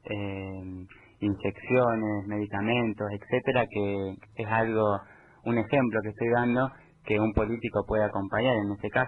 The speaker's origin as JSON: {"language": "Spanish", "town": "Baradero", "region": "Buenos Aires Province", "country": "Argentina", "tie": "born or raised there", "said": "yo nací en Varadero"}